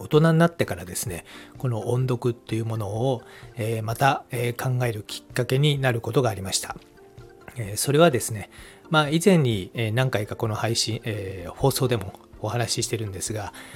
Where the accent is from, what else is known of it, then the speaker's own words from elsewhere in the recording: Japan; first language Japanese; 我々の母国語である日本語ですね